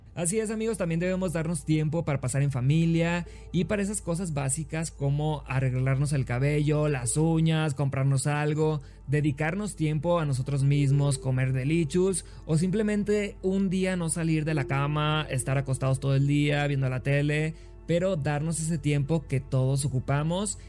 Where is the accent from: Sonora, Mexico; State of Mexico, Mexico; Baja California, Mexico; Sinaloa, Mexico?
Sinaloa, Mexico; Los Mochis; now in Mexico City, Mexico; soy originario de Los Mochis, Sinaloa.